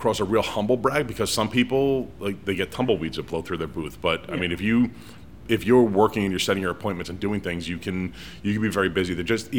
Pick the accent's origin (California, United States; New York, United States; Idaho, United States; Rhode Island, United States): Rhode Island, United States; as a kid growing up in Rhode Island, the Red Sox AAA affiliate is in Pawtucket.